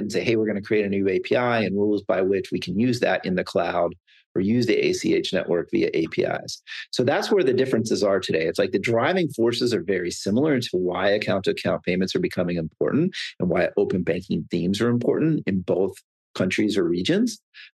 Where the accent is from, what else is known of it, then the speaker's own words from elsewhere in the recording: Pennsylvania, United States; I'm from Pennsylvania